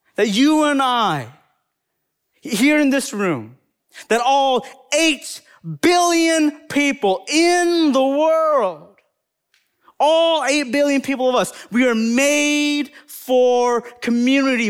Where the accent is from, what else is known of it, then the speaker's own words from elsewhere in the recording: Appalachian Mountains of North Carolina, United States; accent: Southern; now in Madison, United States; I'm specifically from the Appalachian Mountains of North Carolina. So that's where I'm from